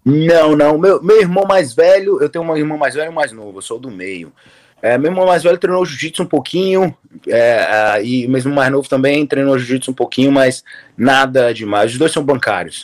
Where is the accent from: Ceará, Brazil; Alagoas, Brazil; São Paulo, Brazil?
Ceará, Brazil; Fortaleza; moved away as an adult; also born or lived in South Florida, United States; now in Florida, United States; Sou de Fortaleza, Ceará. Ah. Crescido lá